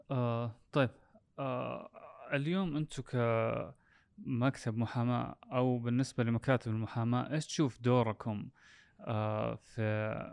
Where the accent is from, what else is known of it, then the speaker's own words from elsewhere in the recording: Saudi Arabia; ايش تاثيره علي انا كمؤسس سعودي